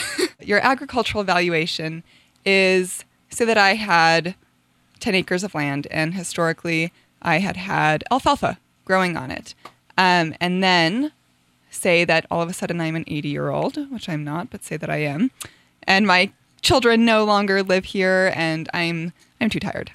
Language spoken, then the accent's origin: English; Taos, New Mexico, United States; also born or lived in Hawaii; I was born in Taos. I was raised primarily in Taos, um, and also in Hawaii, and I moved back here about two years ago